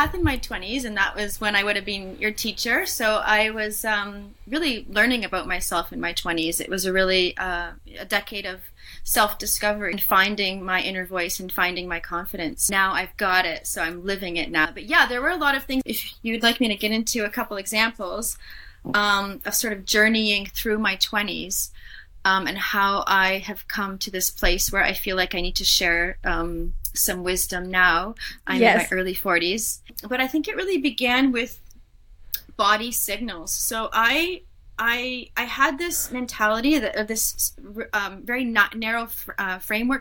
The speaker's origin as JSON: {"language": "English", "country": "Canada", "moved": "as an adult", "lives_now": "Switzerland", "said": "I am Canadian, I guess, but I'm living in Switzerland"}